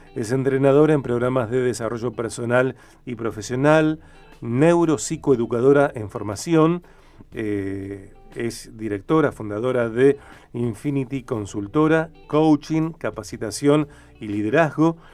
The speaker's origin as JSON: {"language": "Spanish", "country": "Argentina", "also_born_or_lived": "Rosario, Santa Fe"}